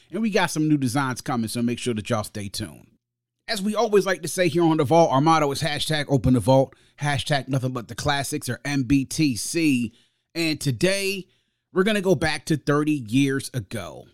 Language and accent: English; United States; my hometown and home area, the D M V